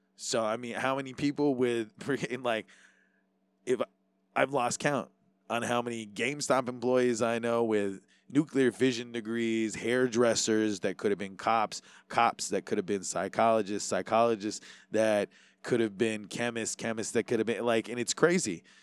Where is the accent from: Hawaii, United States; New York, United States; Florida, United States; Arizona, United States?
Hawaii, United States; being Hawaiian